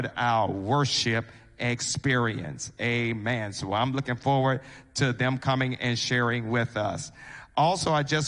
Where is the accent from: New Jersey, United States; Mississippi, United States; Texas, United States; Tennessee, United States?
Mississippi, United States; now in North Carolina, United States; In my home state, the hospital system has failed. In the state of Mississippi, the entire state hospital system has failed